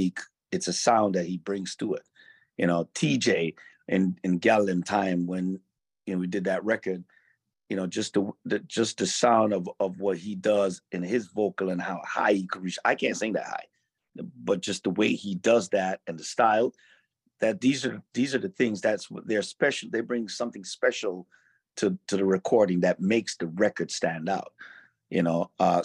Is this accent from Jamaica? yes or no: yes; Jamaica; Carnival for me wasn't a dress-up costume type of thing.